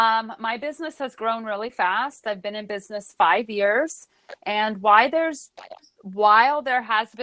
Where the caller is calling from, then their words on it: Brooklyn, New York, United States; Today, I'm in Brooklyn, New York.